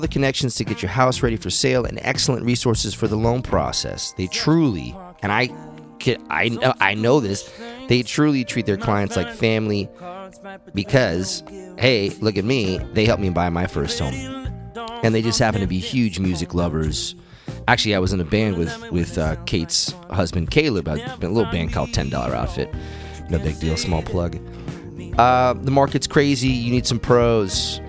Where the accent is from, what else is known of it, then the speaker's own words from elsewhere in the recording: East Coast, United States; And then I growing up on the East Coast, I saw them a number of times